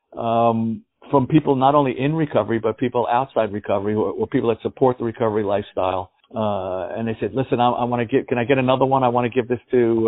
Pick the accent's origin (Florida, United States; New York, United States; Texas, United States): New York, United States; New York City; I grew up in the Bronx